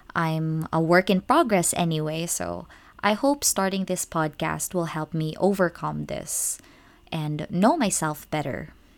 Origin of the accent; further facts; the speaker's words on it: Philippines; moved away as an adult; now in Japan; I'm actually a Filipino expat working as an English teacher in Japan.